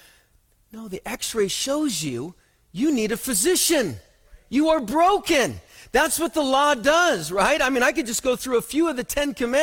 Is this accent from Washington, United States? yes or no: yes; Othello, Washington, United States; As a young kid, I grew up in Othello, and then has anyone actually even heard of Othello? It is actually in Washington